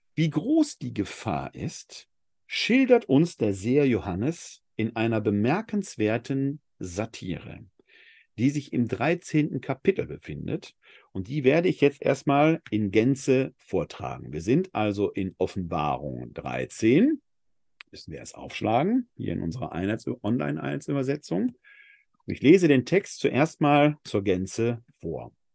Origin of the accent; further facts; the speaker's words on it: Essen, North Rhine-Westphalia, Germany; Ich bin in Essen geboren und nicht in München. Das macht was mit meinem Leben. Es bestimmt meinen Dialekt.